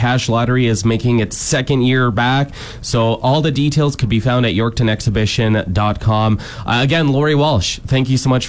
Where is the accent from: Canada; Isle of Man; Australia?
Canada; Cambridge, Ontario; born or raised there; now in Saskatchewan, Canada